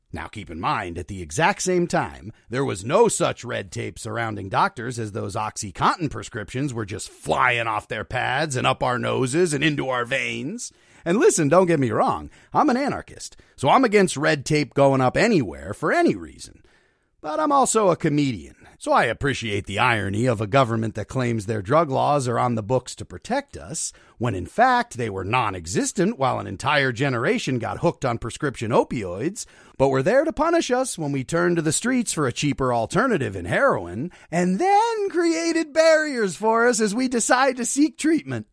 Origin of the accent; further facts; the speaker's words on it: Luzerne County, Pennsylvania, United States; moved away; also born or lived in Brooklyn; I moved from Brooklyn to Pennsylvania last September, back to Luzerne County